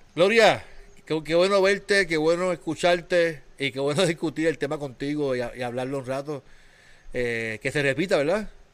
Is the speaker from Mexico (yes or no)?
no; Puerto Rico; somos puertorriqueños